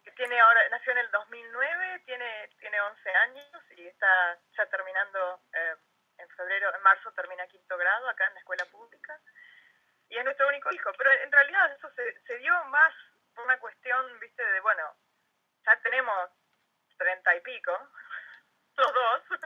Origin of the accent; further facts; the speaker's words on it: Comodoro Rivadavia, Chubut, Argentina; moved away as an adult; also born or lived in United States / South Africa; now in Saitama, Japan; yo me fui de Argentina en el 98